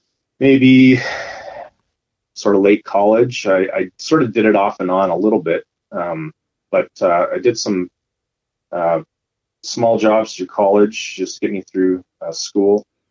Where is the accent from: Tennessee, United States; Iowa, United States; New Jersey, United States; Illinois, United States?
Iowa, United States; moved away as an adult; also born or lived in Langley, British Columbia, Canada; now in Abbotsford, Canada; Growing up in Iowa, my parents are farmers